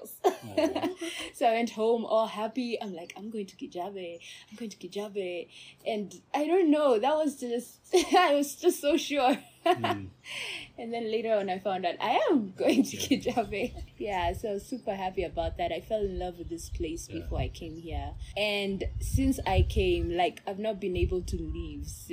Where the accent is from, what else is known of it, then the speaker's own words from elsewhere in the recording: Botswana; accent: not Kenyan; moved away as an adult; also born or lived in Russia; now in Kenya; I was born in Kenya. Okay. My parents are Kenyan. But when I was five, my dad is a civil engineer. So when I was five, my dad applied for a job with the government of Botswana, and he got it